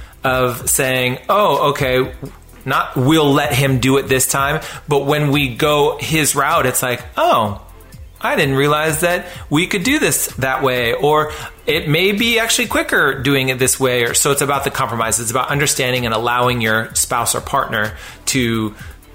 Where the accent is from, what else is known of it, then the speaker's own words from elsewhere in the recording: West Coast, United States; I was raised on the West Coast